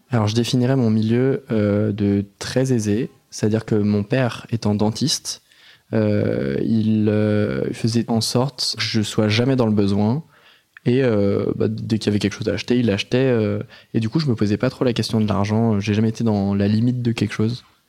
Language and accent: French; Noisy-le-Grand, Île-de-France, France; moi, j'ai grandi euh, à Noisy-le-Grand, dans le 93